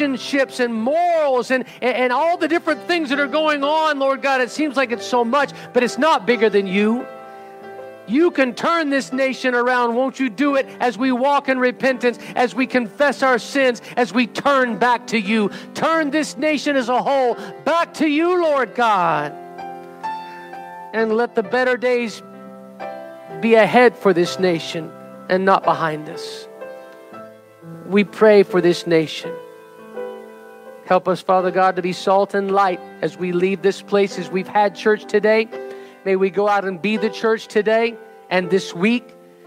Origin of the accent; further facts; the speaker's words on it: United States; we stand in representation of the United States of America today as American citizens, as U.S. citizens